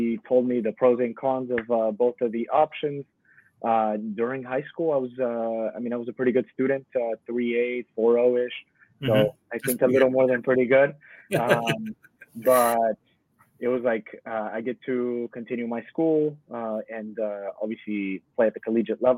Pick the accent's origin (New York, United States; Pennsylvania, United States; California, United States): California, United States; Modesto; my hometown series, Modesto